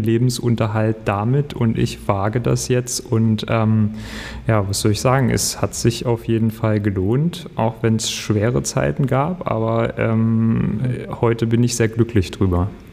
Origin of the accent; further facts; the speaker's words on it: Ore Mountains, Saxony, Germany; also born or lived in Leipzig; now in Berlin, Germany; Ich bin aus dem Erzgebirge